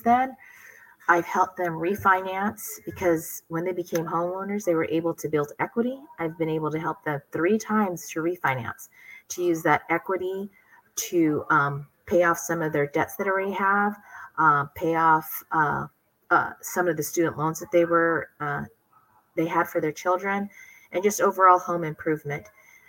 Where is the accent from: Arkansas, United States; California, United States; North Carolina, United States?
California, United States; San Diego; also born or lived in Philippines / Hawaii; I grew up in Hawaii until I was about 5-6 years old. And then I grew up the rest of the time in San Diego.